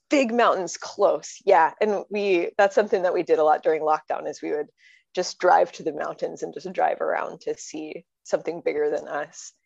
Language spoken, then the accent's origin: English; Connecticut, United States; moved away; I'm from Connecticut